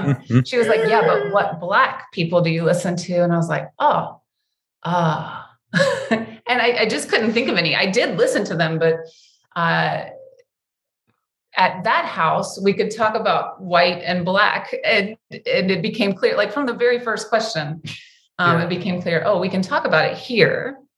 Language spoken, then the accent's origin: English; the South, United States; This is probably because I'm a Southerner, so the storytelling is part of my blood.